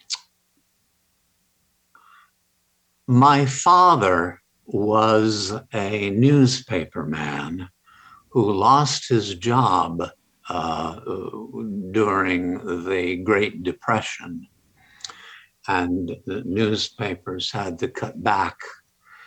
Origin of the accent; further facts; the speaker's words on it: Ogden, Utah, United States; moved away; also born or lived in New Haven, Connecticut / Los Angeles, California / Oxford, England; I was born in Ogden, Utah, back in 1937.